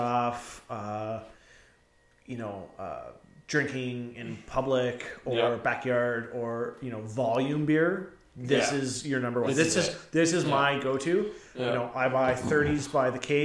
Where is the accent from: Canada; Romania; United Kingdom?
Canada; also born or lived in Ontario; So we are from Canada.